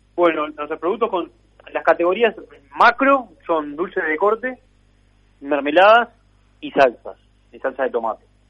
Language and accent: Spanish; Uruguay; como muchos del Uruguay somos hijos de, inmigrantes de Europa